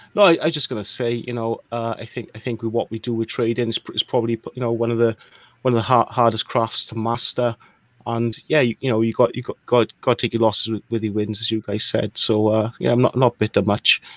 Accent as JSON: {"language": "English", "region": "Wales", "country": "United Kingdom", "also_born_or_lived": "Birmingham, United Kingdom", "moved": "yes", "said": "I'm from a small country called Wales, which explains the accent."}